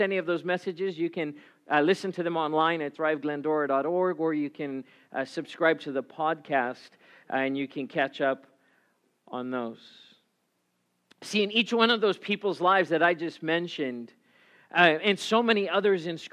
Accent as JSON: {"language": "English", "country": "South Africa", "tie": "born or raised there", "moved": "yes", "lives_now": "United States", "said": "I grew up in South Africa"}